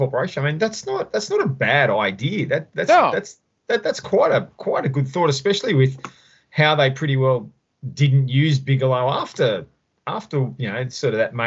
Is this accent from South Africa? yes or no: no; Australia; as an Aussie, as someone who wasn't living in America at the time